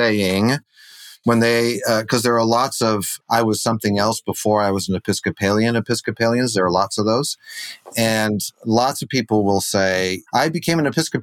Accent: Wheaton, Illinois, United States; now in Michigan, United States; I was born here in Michigan, where I have returned to recently, but grew up in Wheaton, Illinois, outside of Chicago

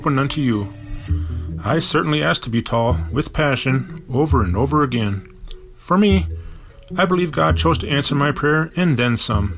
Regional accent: Bloomington, Minnesota, United States; I lived with a moose all throughout my childhood, growing up in Bloomington, Minnesota

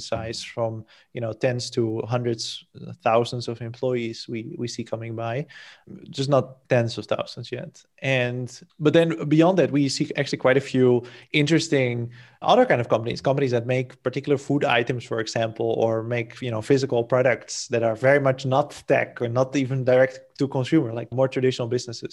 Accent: Netherlands; moved away as an adult; now in Portugal; I'm from the Netherlands originally

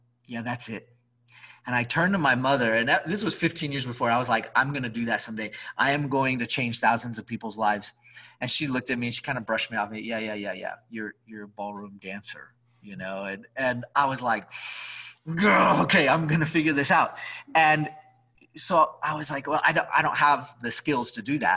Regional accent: Albuquerque, New Mexico, United States; I'm from Albuquerque

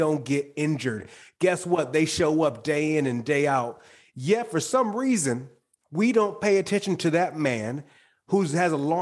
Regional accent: Michigan, United States; moved away; I'm originally from Michigan

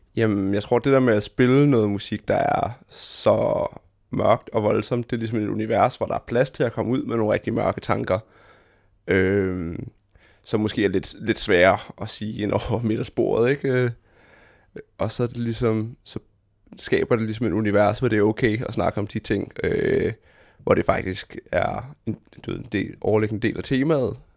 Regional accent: Fredericia, Southern Denmark, Denmark; jeg voksede op i Fredericia, som er en, en mellemstor by i land

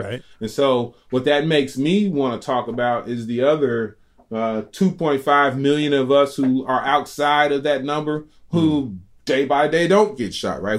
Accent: Chicago, Illinois, United States; I'm a Chicagoan

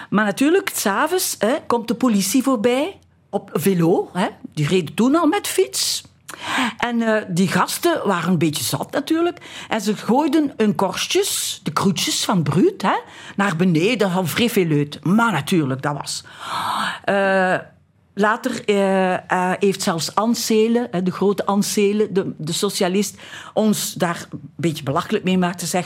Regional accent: Flanders, Belgium; Wij hadden een café in de Overpoortstraat. Ja. Wie is wij? Ah, mijn familie dus, hè. Och. Waar ik opgegroeid ben.

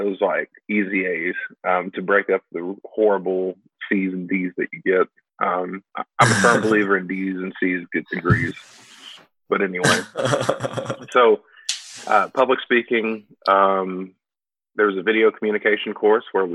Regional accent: Louisville, Kentucky, United States; moved away as an adult; now in Paducah, United States; growing up in Louisville

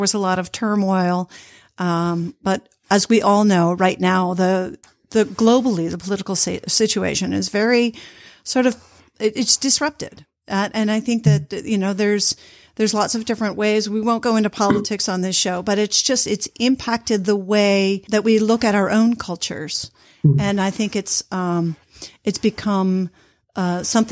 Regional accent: United States; moved away as an adult; also born or lived in Boston / Malmö, Sweden; I'm American born

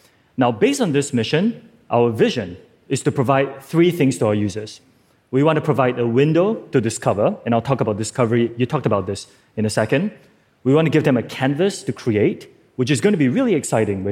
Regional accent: Singapore; I'm from Singapore

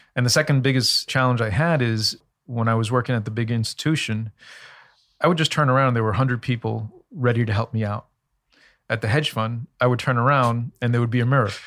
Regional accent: New York City, New York, United States; also born or lived in Elmhurst, Queens / Bayside, Queens; when I was 10 or 11, we moved from Elmhurst in Queens in New York to Bayside in Queens, seven miles.

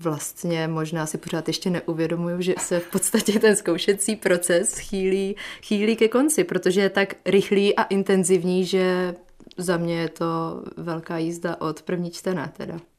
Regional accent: Zlín, Zlín Region, Czechia; dob studií, kdy jsem ze Zlína dojížděla eh, na domu do Prahy, tak jsem říkala s oblibou, že jsem vlakové dítě

